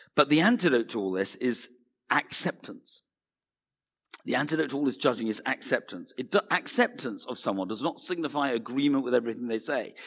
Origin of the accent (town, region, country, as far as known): United Kingdom